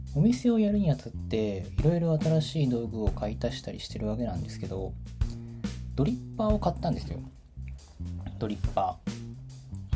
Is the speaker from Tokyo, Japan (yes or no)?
yes; Tokyo, Japan; moved away; 私の地元は東京